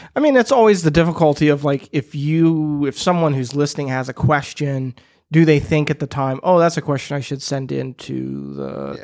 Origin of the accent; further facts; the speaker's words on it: Midwest, United States; I'm a Midwesterner